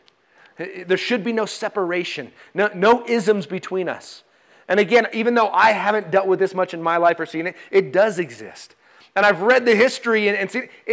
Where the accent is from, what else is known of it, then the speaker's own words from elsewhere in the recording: Colorado, United States; now in Carson City, United States; I grew up in Colorado